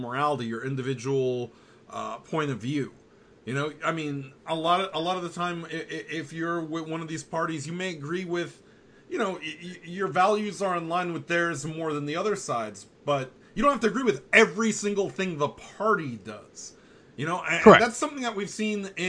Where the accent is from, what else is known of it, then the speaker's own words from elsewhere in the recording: United States; As an American